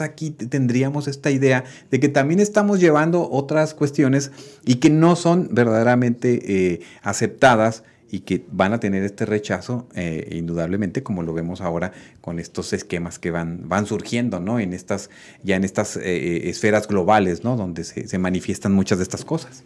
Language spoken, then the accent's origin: Spanish; Mexico; como mexicanos